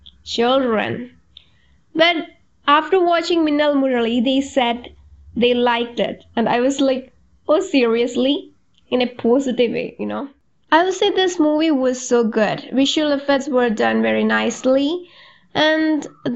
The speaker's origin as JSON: {"language": "English", "area": "Malayalam-speaking", "region": "Kerala", "country": "India", "first_language": "Malayalam", "second_language": "English", "said": "Malayalam, that is in my native language"}